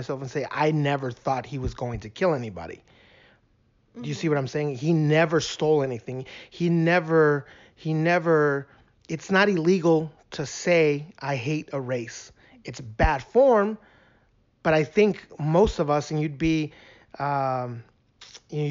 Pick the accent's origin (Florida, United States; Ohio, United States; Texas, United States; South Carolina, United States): Texas, United States; El Paso; moved away; I'm from El Paso